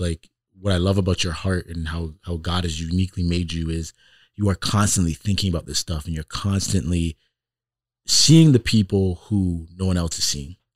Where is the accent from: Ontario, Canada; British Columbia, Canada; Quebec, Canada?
Ontario, Canada; Toronto; now in Iowa, United States; I grew up in Toronto in the city